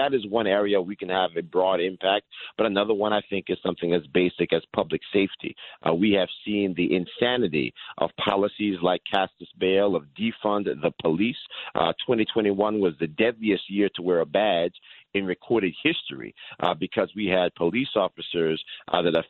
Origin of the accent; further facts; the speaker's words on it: Yonkers, New York, United States; I was born in Yonkers, New York, a lifelong New Yorker